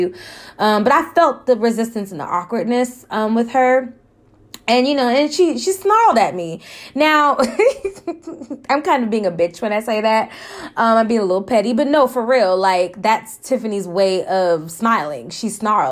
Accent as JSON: {"language": "English", "region": "California", "country": "United States", "moved": "yes", "said": "I'm from Cali"}